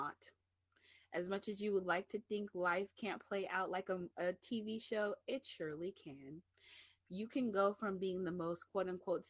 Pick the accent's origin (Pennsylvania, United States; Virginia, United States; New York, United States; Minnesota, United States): New York, United States; New York City; I'm from the Bronx, get back into my high, get back into my Bronx, New York mentality